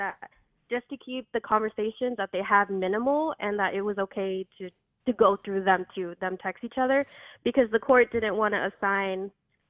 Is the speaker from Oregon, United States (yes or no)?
yes; Oregon, United States; moved away as an adult; also born or lived in Washington; So I had moved to Washington. I'm from Oregon originally